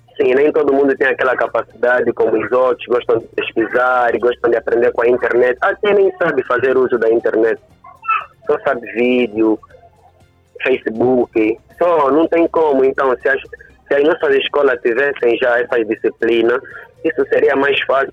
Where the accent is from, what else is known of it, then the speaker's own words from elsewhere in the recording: Angola; nós, como angolanos, os donos da própria cultura